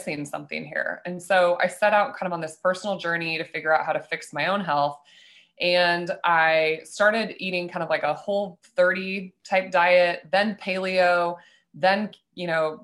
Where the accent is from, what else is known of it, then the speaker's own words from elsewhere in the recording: Nebraska, United States; I grew up in Nebraska as a young girl